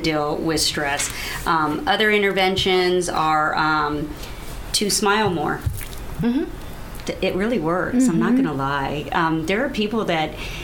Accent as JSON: {"language": "English", "town": "El Paso", "region": "Texas", "country": "United States", "tie": "born or raised there", "said": "I grew up in El Paso, Texas"}